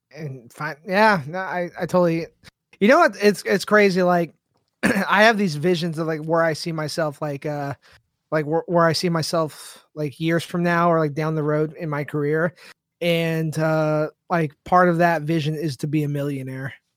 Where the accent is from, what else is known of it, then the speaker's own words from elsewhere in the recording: San Diego, California, United States; I grew up in San Diego